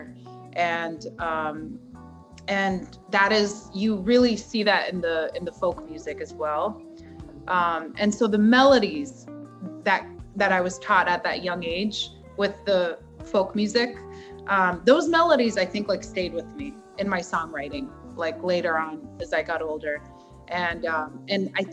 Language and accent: English; United States; I grew up in America